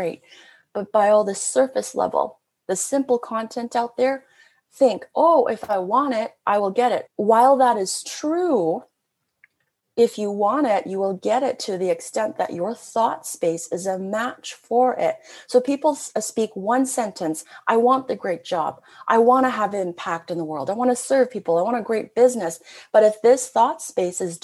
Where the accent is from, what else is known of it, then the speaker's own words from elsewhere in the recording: Canada; I'm a Canadian. I've always been very international